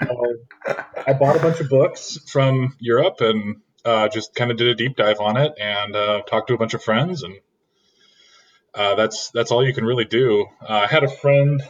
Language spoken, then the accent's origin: English; Oregon, United States; moved away; also born or lived in Seattle / California; I'm from Oregon, but I moved up there